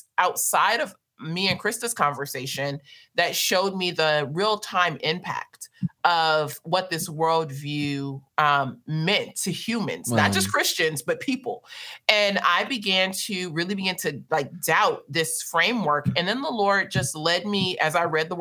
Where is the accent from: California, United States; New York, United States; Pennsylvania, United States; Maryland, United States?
California, United States; Los Angeles; moved away as an adult; also born or lived in South Africa; I was born and raised in South Central Los Angeles